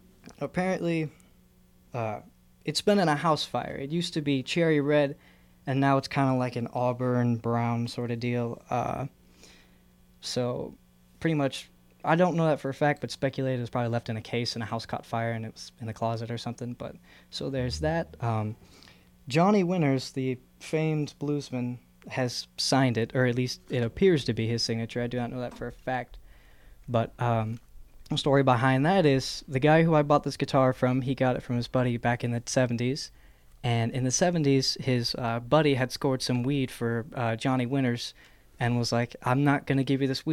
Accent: Brazil, Indiana, United States; moved away as an adult; now in Bloomington, United States; I'm pretty much from Brazil, Indiana, so kind of a little bit over by Terre Haute.

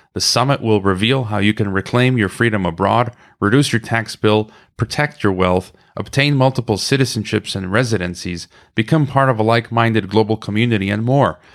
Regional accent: Illinois, United States; my home state of Illinois

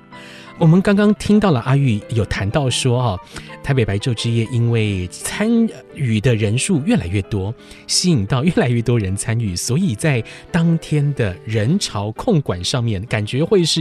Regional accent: Taiwan; 同时也展现出我们台湾人对整个世界的关怀，以及自由、包容跟开放这样的特质。

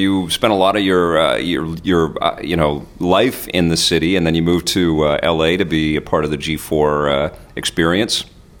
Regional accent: Canada; Listen, I'm Canadian and it's cold, too cold for me, man.

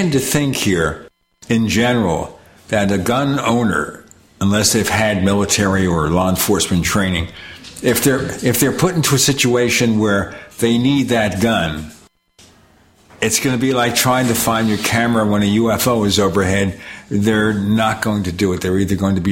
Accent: New York City, New York, United States; I was born in Brooklyn, New York

